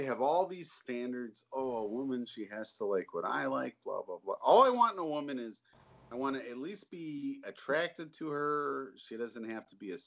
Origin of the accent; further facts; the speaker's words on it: Ohio, United States; moved away as an adult; now in Japan; I'm from Ohio. Right. We don't have hurricanes. But I moved to Japan